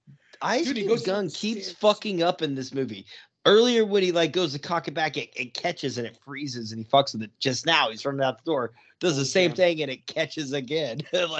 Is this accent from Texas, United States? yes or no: yes; San Marcos, Texas, United States; I'm from San Marcos. I just moved out to this area.